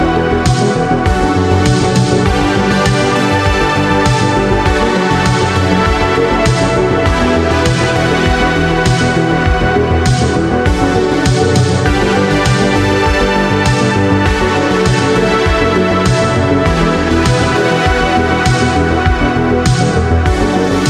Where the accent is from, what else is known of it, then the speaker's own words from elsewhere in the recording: United States; moved away as an adult; also born or lived in New York; now in Los Angeles, United States; I'm in Los Angeles, and I'm originally from the East Coast. So I started as a Boston filmmaker